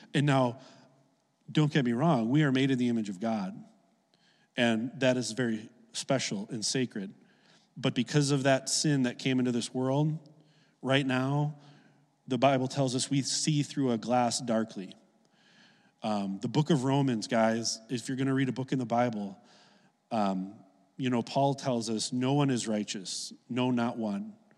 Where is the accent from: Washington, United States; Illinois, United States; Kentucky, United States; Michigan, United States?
Illinois, United States; Oak Lawn; I grew up in Oak Lawn, a south suburb of Chicago